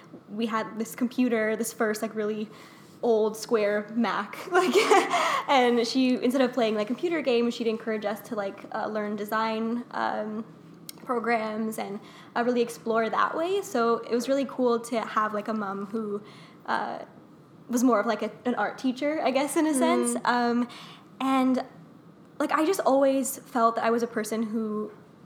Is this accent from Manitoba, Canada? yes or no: no; Vaughan, Ontario, Canada; also born or lived in Toronto; So I was born in Toronto, but I live and grew up in Vaughan, in Woodbridge